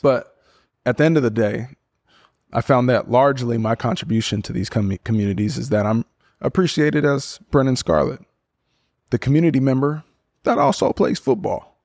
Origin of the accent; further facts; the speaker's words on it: Portland, Oregon, United States; moved away as an adult; also born or lived in Berkeley, California / Stanford, California / Houston, Texas / Miami, Florida; born and raised in Portland, Oregon.